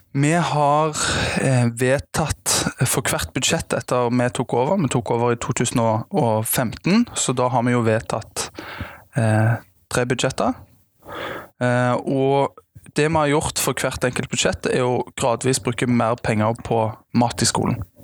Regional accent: Stavanger, Rogaland, Norway; er fra Stavanger, eh, er halvt svensk

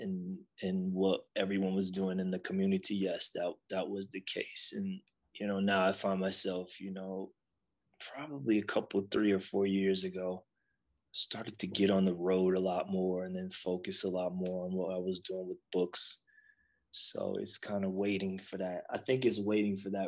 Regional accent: Buffalo, New York, United States; I grew up in Buffalo

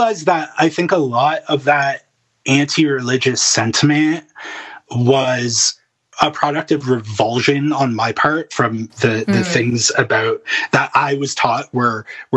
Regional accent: Thornhill, Ontario, Canada; also born or lived in Medicine Hat / Edmonton; now in Alberta, Canada; I'm from Thornhill

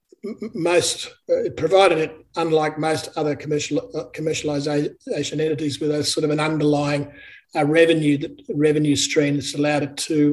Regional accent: Brisbane, Queensland, Australia; also born or lived in Sydney / Melbourne; I was born in Brisbane

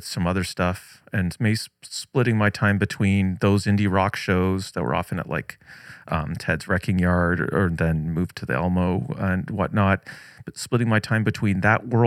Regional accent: Newmarket, Ontario, Canada; now in Toronto, Canada; my hometown of Newmarket, Ontario, at the end of the 404 there

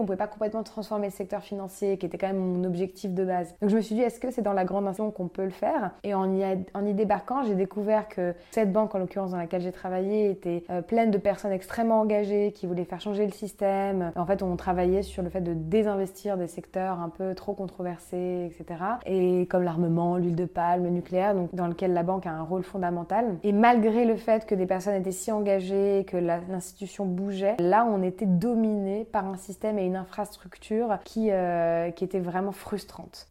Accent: Paris, Île-de-France, France; je suis née et grandie à Paris

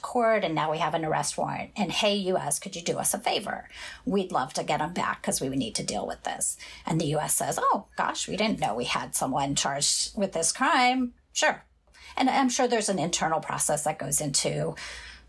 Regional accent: Midwest, United States; moved away as an adult; now in Sacramento, United States; I'm from the Midwest.

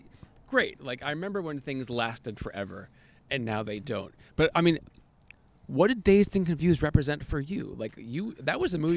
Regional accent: Belmont, United States; I grew up in Belmont, right?

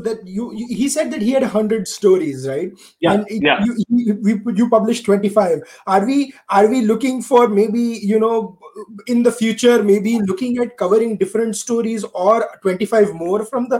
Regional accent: Gujarat, India; growing up in Gujarat, we went to Rajasthan quite often.

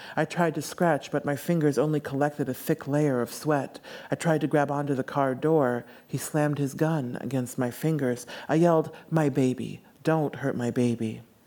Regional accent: United States; I grew up in the States

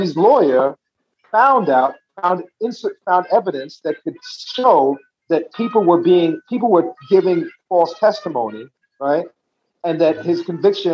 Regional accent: Montego Bay, Saint James, Jamaica; I'm from Montego Bay.

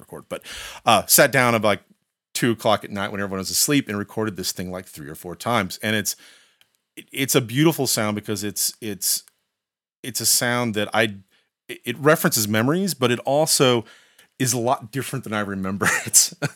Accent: Indiana, United States; now in Bozeman, United States; growing up in the Midwest, as you said, you know, I'm, I'm from Indiana.

